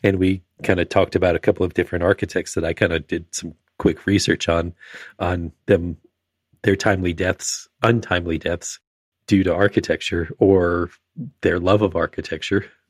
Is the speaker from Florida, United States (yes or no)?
yes; Florida, United States; as a kid growing up in Florida